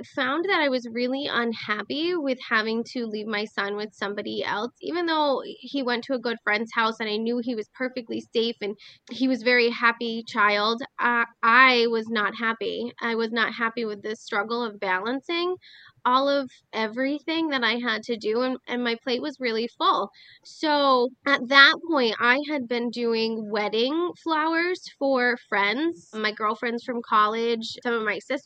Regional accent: Schoharie Valley, New York, United States; also born or lived in North Carolina; I grew up on a farm where we raised livestock. I was a member of the Schoharie Valley FFA

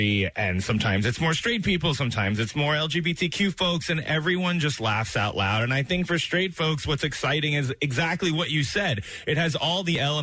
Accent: New York, United States; I'm a New Yorker, so, you know, I grew up not too far from here.

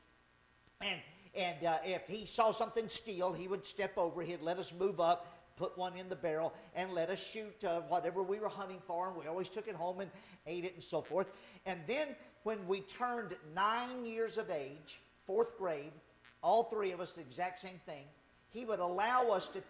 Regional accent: Louisiana, United States; moved away; I grew up in Louisiana.

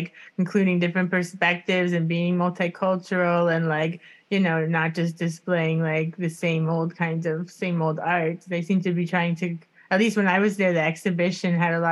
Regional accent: Miami, Florida, United States; growing up in Miami

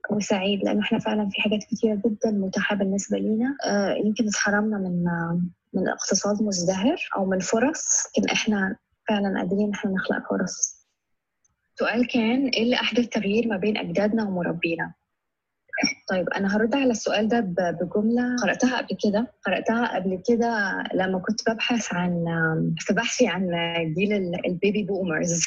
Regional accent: Egypt; أنا كمصرية

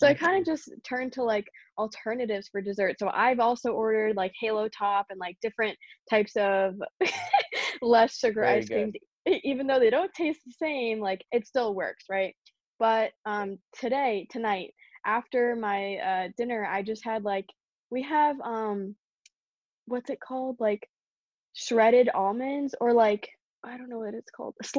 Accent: Pennsylvania, United States; also born or lived in New Jersey / Long Island, New York; I was born in Pennsylvania with the Quakers

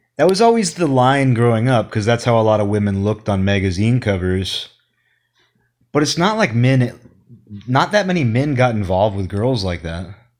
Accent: Kirkland, Washington, United States; The only nightclub in Kirkland when I was growing up was called Dynamite

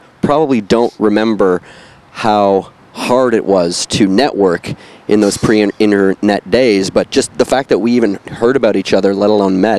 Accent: Ottawa, Ontario, Canada; I'm from Ottawa, Ontario.

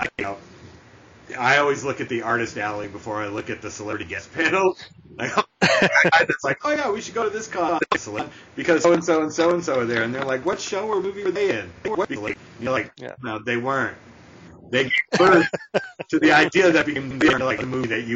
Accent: Boston, Massachusetts, United States; moved away; I'm originally from Boston

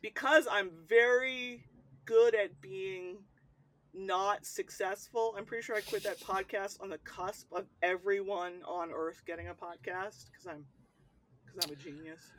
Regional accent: United States; I'll say the states

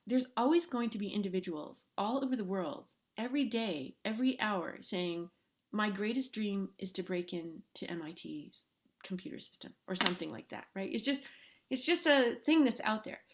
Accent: Los Angeles, California, United States; I grew up in Los Angeles.

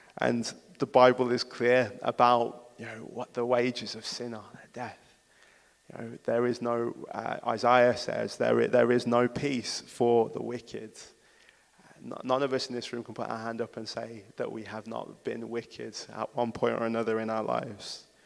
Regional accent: Wolverhampton, West Midlands, United Kingdom; I'm from Wolverhampton. There isn't a place that means more to me than this city.

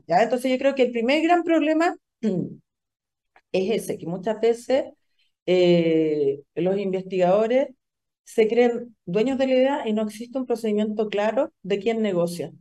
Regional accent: Antofagasta, Chile; also born or lived in Pennsylvania; soy de Antofagasta

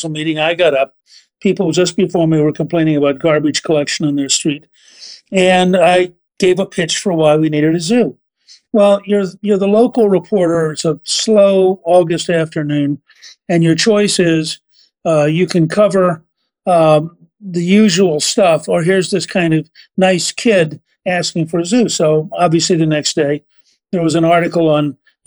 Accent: Harrisburg, Pennsylvania, United States; We were living in Pennsylvania. I was born in Harrisburg

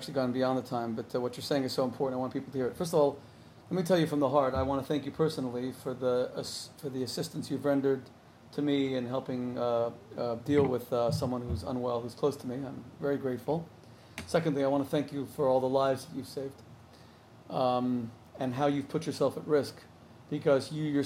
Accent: Miami, Florida, United States; now in New Jersey, United States; I'm from Miami. My whole family still lives in Miami

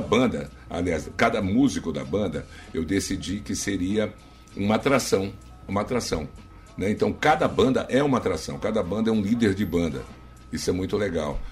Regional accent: Rio de Janeiro, Brazil; moved away as an adult; also born or lived in São Paulo; now in Maranhão, Brazil; no Rio de Janeiro que é minha terra

